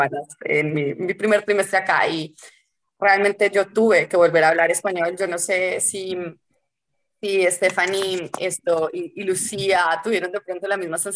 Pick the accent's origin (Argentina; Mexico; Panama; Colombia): Colombia; also born or lived in Washington, United States; yo que vengo de Colombia que, y venía de Washington, además, que las calles sí tenían nombres